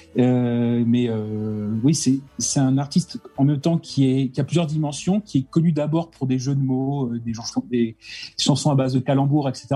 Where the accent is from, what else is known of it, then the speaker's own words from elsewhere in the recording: Lens, Hauts-de-France, France; je suis de Lens, Pas-de-Calais